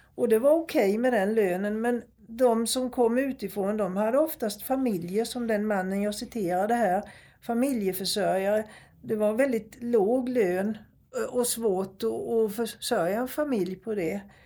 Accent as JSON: {"language": "Swedish", "town": "Nybro", "region": "Kalmar County", "country": "Sweden", "tie": "born or raised there", "said": "där jag växte upp i Nybro"}